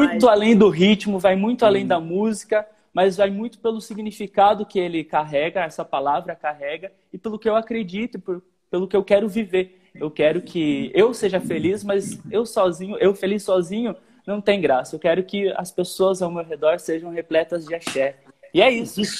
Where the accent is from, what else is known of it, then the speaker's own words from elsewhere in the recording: Paraná, Brazil; born there; eu nasci no Paraná, no interior do Paraná. Minha família ou é roqueira, ou é do sertanejão raiz